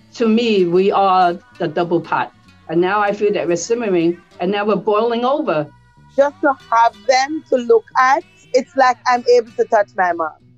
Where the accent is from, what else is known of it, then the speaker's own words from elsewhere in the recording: United States; I'm born in the United States, you know, but now I'm Asian American